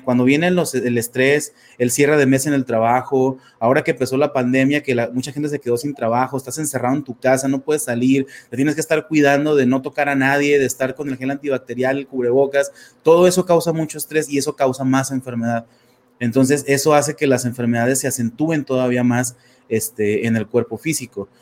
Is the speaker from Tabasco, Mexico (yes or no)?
no; Torreón, Coahuila, Mexico; soy de México, soy de una ciudad que se llama Torreón, este, Coahuila